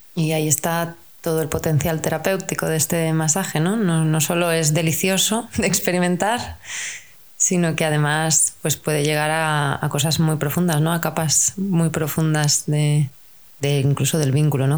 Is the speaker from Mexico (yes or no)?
no; Spain; en nuestra cultura, si somos españoles